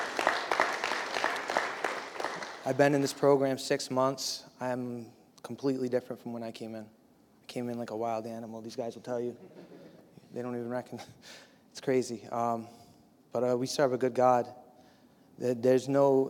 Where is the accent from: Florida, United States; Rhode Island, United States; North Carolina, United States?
Rhode Island, United States; Bristol; moved away as an adult; also born or lived in Providence, Rhode Island / Miami; I am from Providence, Rhode Island. I grew up in a town called Bristol